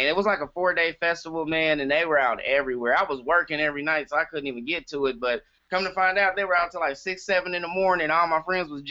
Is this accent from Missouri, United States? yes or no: yes; Kansas City, Missouri, United States; moved away; I'm originally from Kansas City